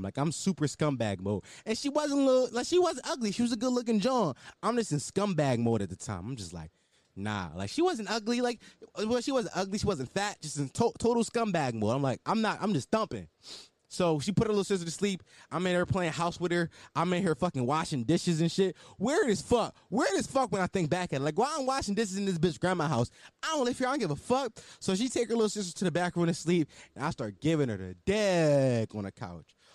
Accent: Philadelphia, Pennsylvania, United States; I'm from West Oak Lane.

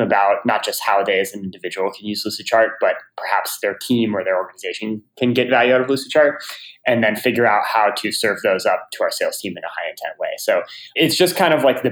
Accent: Chapel Hill, North Carolina, United States; I grew up in Chapel Hill, North Carolina

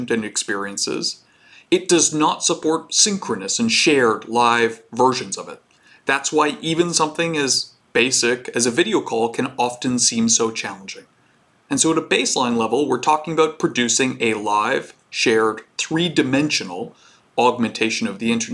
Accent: Canada; I'm Canadian

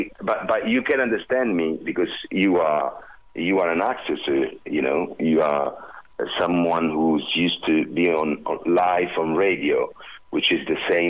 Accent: Southern Italy, Italy; English is a second language; because I'm Italian from the South, and because I'm like this

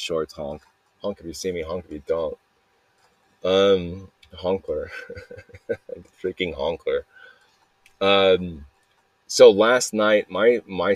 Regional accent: Mesa, Arizona, United States; I was born in Arizona. I was here at in Mesa, Arizona, Mesa Lutheran Hospital

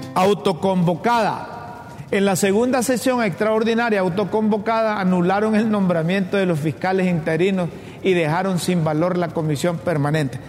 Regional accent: Honduras; los hondureños

